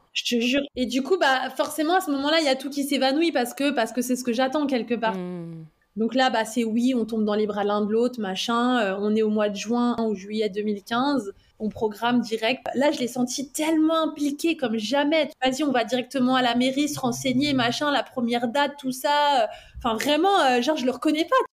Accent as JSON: {"language": "French", "area": "Val-d'Oise", "region": "Île-de-France", "country": "France", "tie": "born or raised there", "also_born_or_lived": "Neuilly-sur-Seine", "said": "on a grandi dans le, dans le Val d'Oise."}